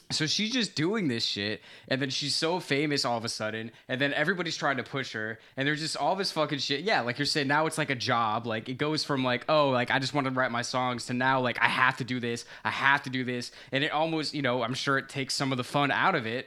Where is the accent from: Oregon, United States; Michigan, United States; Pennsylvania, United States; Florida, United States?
Florida, United States; I grew up in Florida